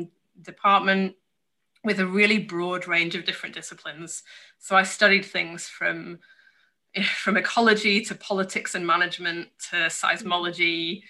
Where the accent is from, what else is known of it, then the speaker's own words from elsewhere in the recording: Yorkshire and the Humber, United Kingdom; Well, I'm from the best part of the UK, which is obviously Yorkshire. So I probably don't sound like it so much anymore, but I grew up in Yorkshire, which is up in the north of England.